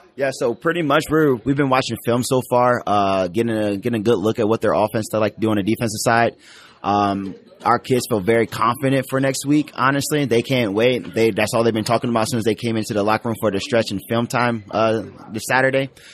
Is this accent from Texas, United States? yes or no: no; Columbus, Ohio, United States; I'm from the Columbus, Ohio area